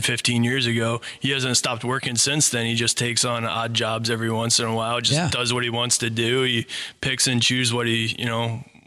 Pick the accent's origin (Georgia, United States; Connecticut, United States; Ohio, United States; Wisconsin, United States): Ohio, United States; Bowling Green; also born or lived in Cleveland; now in Sylvania, United States; I grew up in Bowling Green, Ohio.